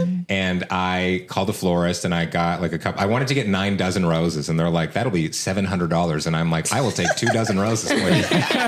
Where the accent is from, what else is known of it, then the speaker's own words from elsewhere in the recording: Canada; they heard we're from Canada.